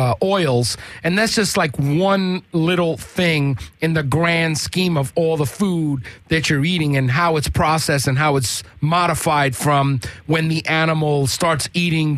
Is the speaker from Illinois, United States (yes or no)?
no; New York City, New York, United States; moved away; I grew up in New York City when, Park Slope was fucking cracked out.